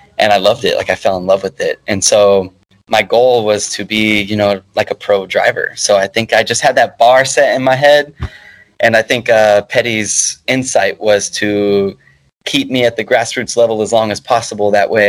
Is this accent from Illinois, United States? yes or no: no; Dallas, Texas, United States; Dallas, Texas.